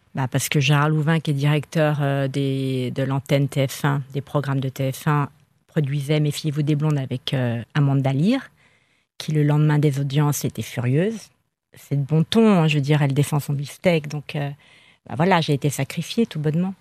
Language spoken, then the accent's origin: French; Spain; je suis espagnole